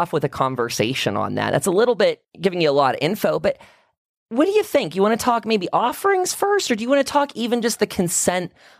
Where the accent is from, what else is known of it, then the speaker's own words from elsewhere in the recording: Western Pennsylvania, United States; moved away as an adult; as a gay guy growing up in Western PA